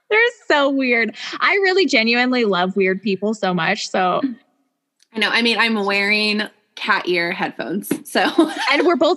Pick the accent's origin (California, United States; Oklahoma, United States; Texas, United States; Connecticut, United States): Oklahoma, United States; Norman; also born or lived in Germany / Great Falls, Montana / Spokane, Washington; So we moved from Germany to Great Falls, Montana, to Spokane, Washington. And then we lived there for three years. And then we moved to uh, Norman, Oklahoma. And then I stayed there.